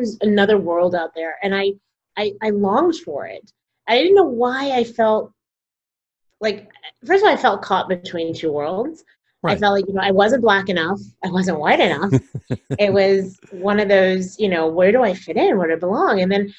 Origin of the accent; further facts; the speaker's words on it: Texas, United States; also born or lived in Denver / Plano; now in New York City, United States; I grew up in Texas